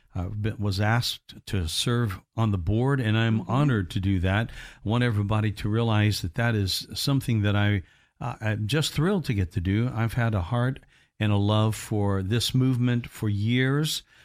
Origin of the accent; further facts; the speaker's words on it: United States; growing up in America